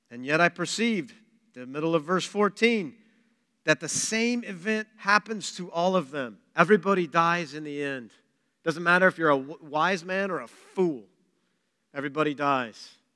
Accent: Pratt, Kansas, United States; I'm from Pratt, by the way. I was, that's my hometown.

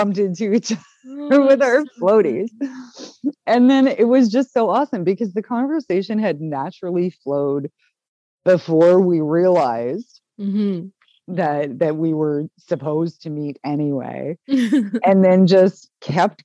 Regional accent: Canada; we're Canadian

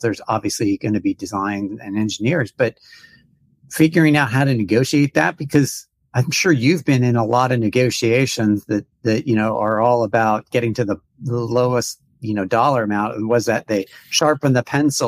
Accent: United States; an American

